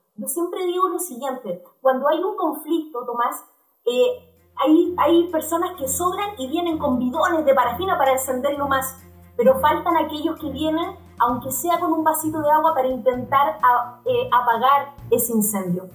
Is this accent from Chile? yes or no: yes; Chile; Todos somos chilenos